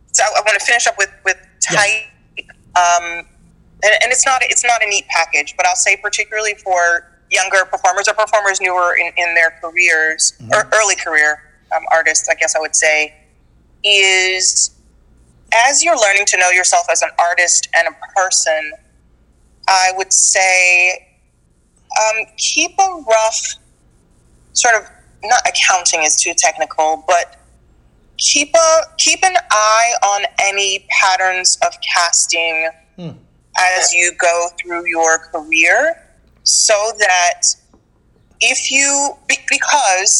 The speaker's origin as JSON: {"language": "English", "country": "United States", "said": "I'm Black American"}